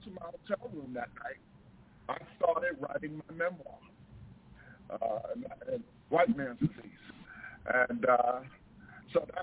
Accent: New York, United States; moved away as an adult; also born or lived in Delaware; I'm from New York

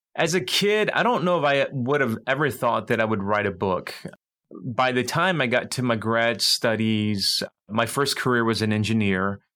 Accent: United States; I'm American born, I have a lot of 1.5 sensibilities

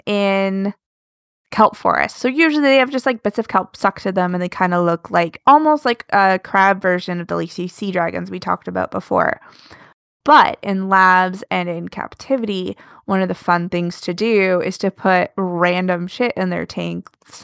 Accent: Alaska, United States; I grew up in Alaska.

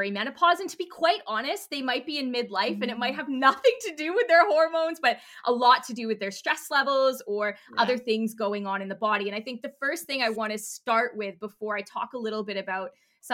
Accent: Canada; now in United Kingdom; I'm Canadian

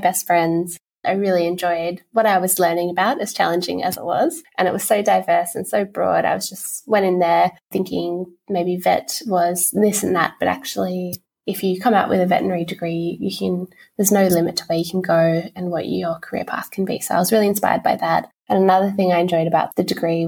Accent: Lord Howe Island, New South Wales, Australia; also born or lived in Sydney; growing up on Lord Howe Island, which is a couple of hours off the coast of Sydney

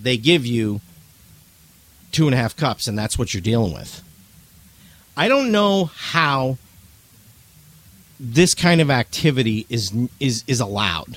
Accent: New England, United States; I'm from New England

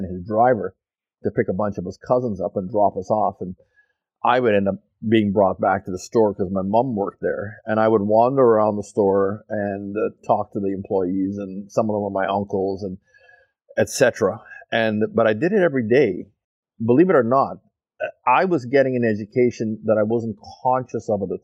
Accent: Montreal, Quebec, Canada; also born or lived in Fort St. John; now in Abbotsford, Canada; no, I'm not from Fort St. John. I'm from Montreal.

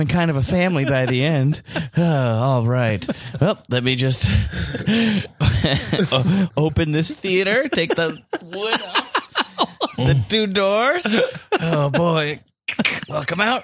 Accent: Milwaukee, Wisconsin, United States; I'm from Wisconsin

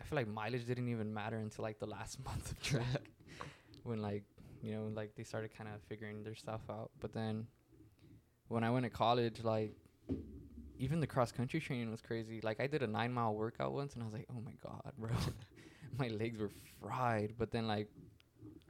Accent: Fresno, California, United States; I'm American. I'm from Fresno

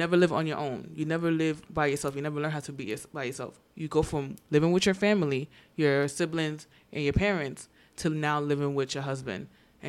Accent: Gambia; now in United States; pretty much expectations of a Gambian woman, and pretty much in most African women. And then also growing up in America, it's the same, pretty much.

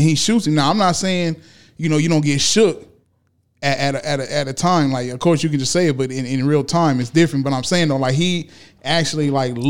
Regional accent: California, United States; I'm from SoCal.

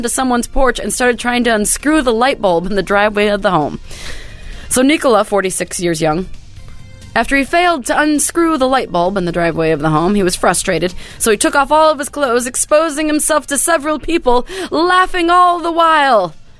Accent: Bremerton, Washington, United States; my hometown of Bremerton, Washington.

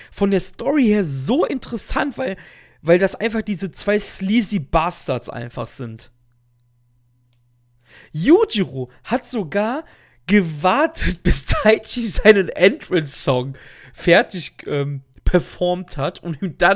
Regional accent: Cologne, North Rhine-Westphalia, Germany; Ich als Kölner tue mir übrigens sehr schwer, Kirche zu sagen. Ich kann, ich sage mal Kirche, so wie die Frucht. Ist halt so ein Dialektding.

